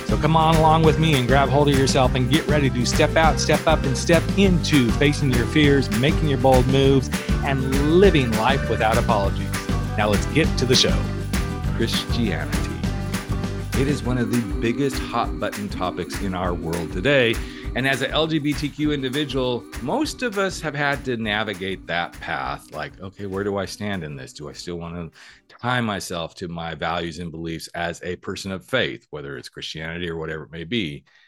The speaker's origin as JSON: {"language": "English", "town": "New York City", "region": "New York", "country": "United States", "said": "It's like, no, I'm a New Yorker. New Yorkers don't do that stuff."}